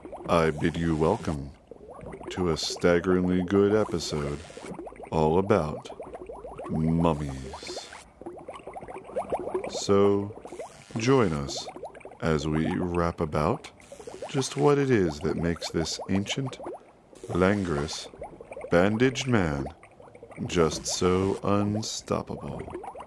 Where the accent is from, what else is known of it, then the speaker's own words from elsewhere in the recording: Burbank, California, United States; I grew up in Burbank, next to a cemetery.